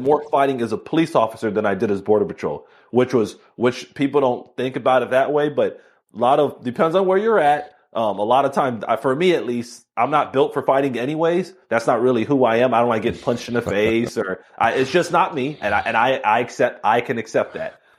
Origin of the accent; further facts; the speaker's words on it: Miami, Florida, United States; I was born and raised in Miami